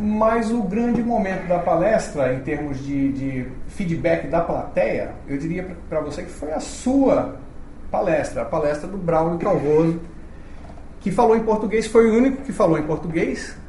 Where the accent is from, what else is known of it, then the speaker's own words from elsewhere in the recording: Brazil; moved away as an adult; now in China; eu sou brasileiro